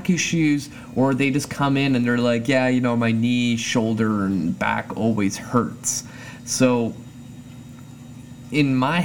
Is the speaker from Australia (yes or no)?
no; Canada; my home country, Canada